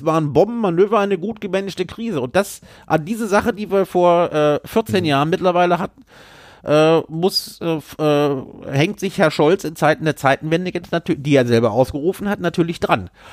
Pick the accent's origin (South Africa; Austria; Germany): Germany; Düsseldorf, North Rhine-Westphalia; meiner Heimatstadt Düsseldorf